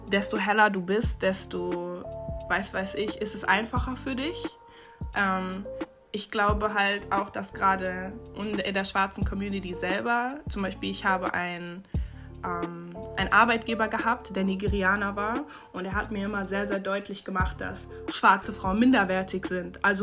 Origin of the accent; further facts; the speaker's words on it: North Rhine-Westphalia, Germany; ich komme aus NRW, ich bin 21 Jahre alt. Ähm, mein Vater kommt aus der Elfenbeinküste in Westafrika und meine Mutter ist Deutsche.